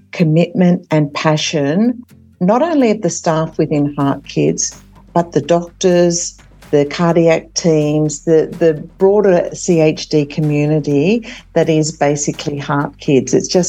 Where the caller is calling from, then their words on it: Sydney, New South Wales, Australia; So this evening I'm joining you from Sydney, which is Gadigal land.